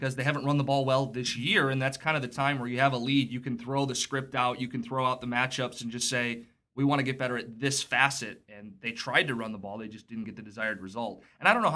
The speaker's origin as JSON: {"language": "English", "town": "Livonia", "region": "Michigan", "country": "United States", "said": "I'm originally from Livonia, Michigan, came up to Central Michigan"}